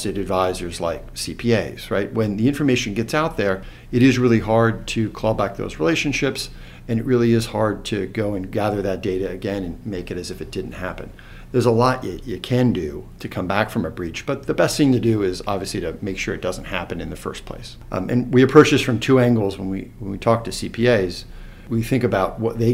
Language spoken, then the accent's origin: English; New Jersey, United States; moved away as an adult; now in Florida, United States; I grew up in New Jersey.